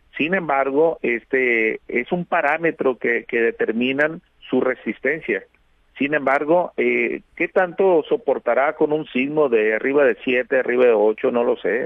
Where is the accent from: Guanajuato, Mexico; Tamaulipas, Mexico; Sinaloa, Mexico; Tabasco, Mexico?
Sinaloa, Mexico; Navolato; yo soy de, de Nabolato